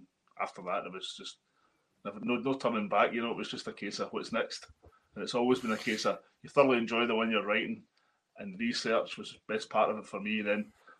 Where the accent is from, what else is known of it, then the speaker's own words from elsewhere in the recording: Glasgow, Scotland, United Kingdom; but then I was from Maryhill, and I'd barely ever been out of Maryhill when I started working on STV.